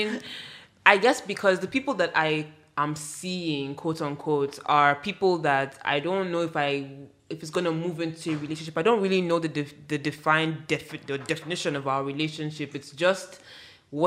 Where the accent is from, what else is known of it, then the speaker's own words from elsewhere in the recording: Nigeria; our history as Nigerians, I mean, me, I'm speaking from Yoruba culture